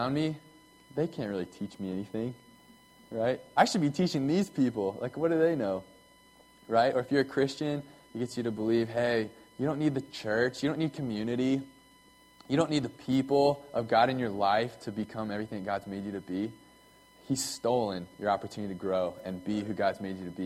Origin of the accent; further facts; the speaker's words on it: United States; I was born here in America, and you know, I'm an American